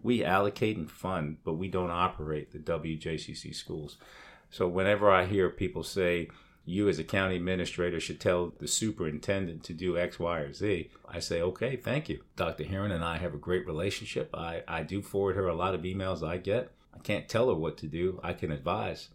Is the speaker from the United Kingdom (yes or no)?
yes; England, United Kingdom; moved away; Growing up in England